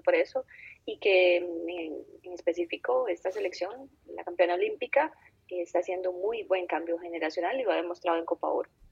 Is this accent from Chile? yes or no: no; Costa Rica